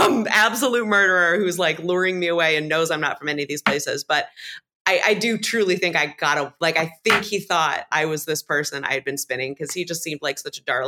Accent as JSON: {"language": "English", "country": "New Zealand", "also_born_or_lived": "Australia", "said": "well, I'm from New Zealand, but like I spent some time in Australia. So there's like a little bleed over."}